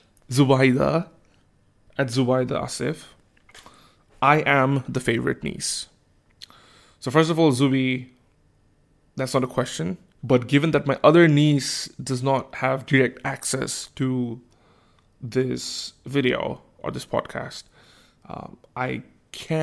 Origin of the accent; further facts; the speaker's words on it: Bangladesh; now in Australia; I am from Bangladesh and I moved to Australia